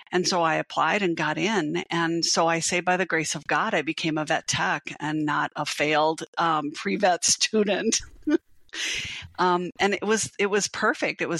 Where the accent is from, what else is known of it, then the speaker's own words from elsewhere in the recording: South Dakota, United States; I grew up in South Dakota, North Dakota, South Dakota.